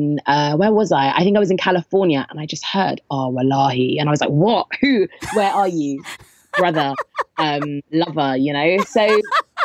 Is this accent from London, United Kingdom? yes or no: yes; London, United Kingdom; I'm from Southeast London